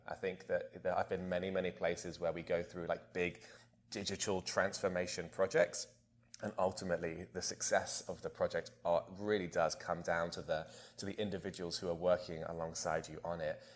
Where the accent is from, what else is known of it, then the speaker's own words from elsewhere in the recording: Bonny, England, United Kingdom; my hometown in, uh, in Bonny, England